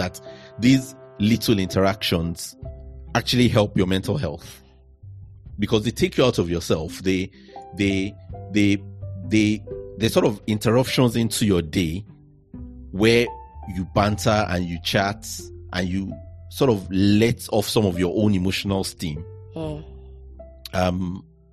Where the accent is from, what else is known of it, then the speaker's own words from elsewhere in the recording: Nigeria; moved away as an adult; now in United Kingdom; growing up in Nigeria